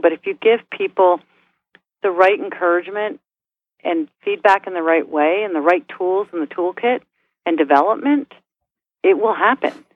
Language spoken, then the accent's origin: English; New York, United States; moved away; also born or lived in Midwest; I'm a New Yorker